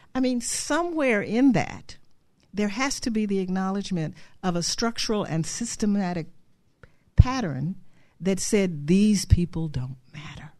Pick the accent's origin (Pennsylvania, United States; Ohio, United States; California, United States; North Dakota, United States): Ohio, United States; Cleveland; I grew up in Cleveland, Ohio